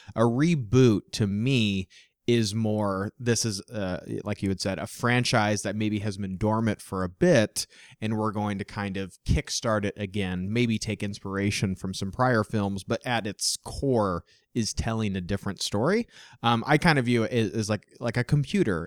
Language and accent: English; Midwest, United States; growing up in the Midwest